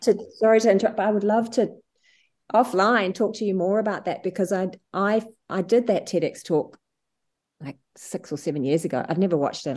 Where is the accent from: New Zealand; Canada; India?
New Zealand; moved away as an adult; now in Sydney, Australia; I moved from New Zealand, where I'm from, where I worked in, in the hospitals to Sydney